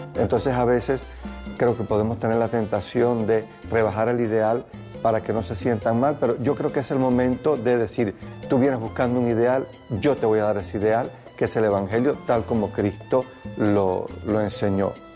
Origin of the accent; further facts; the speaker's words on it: Cuba; Mi pueblo, pueblo cubano